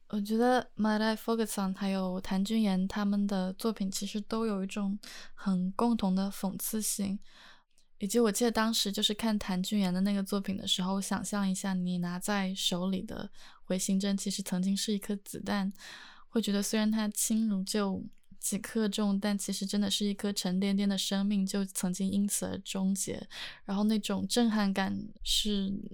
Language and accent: Chinese; Hunan, China; 比如说像我的家乡，呃，在湖南，有一道特别就是可能不会被 很多人接受的菜，就是，呃，我们会吃蛇